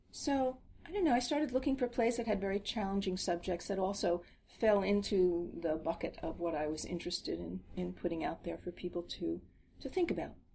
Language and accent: English; New Jersey, United States; we grew up in New Jersey